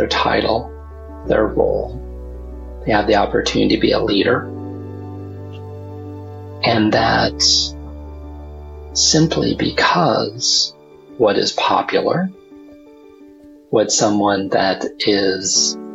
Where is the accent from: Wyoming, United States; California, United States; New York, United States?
Wyoming, United States; I come from, I grew up in Wyoming